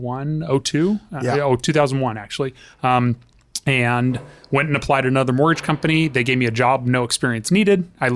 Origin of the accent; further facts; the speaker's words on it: Palmdale, California, United States; also born or lived in Sacramento / Canoga Park; my formative years were in Palmdale from 91 to 98 until I went away to school